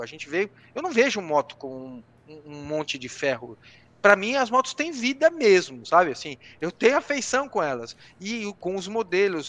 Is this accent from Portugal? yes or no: no; Brazil; moved away as an adult; also born or lived in London; Sou brasileiro